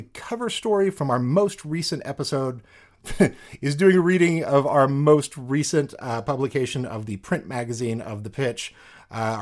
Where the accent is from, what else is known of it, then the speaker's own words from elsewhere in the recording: Kansas, United States; we're from Kansas